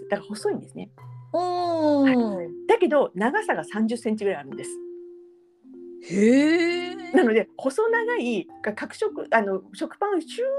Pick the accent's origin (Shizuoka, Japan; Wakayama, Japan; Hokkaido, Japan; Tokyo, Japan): Hokkaido, Japan; Sapporo; 私札幌出身なんですけども